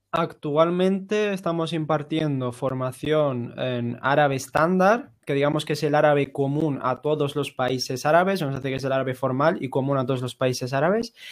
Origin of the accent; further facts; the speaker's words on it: Ceuta, Spain; first language Spanish; moved away as an adult; now in Granada, Spain; nosotros dos somos de Ceuta, hemos venido a Granada a estudiar y, bueno, aquí nos hemos mm. quedado a vivir.